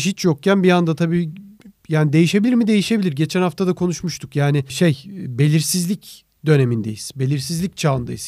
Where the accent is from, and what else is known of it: Turkey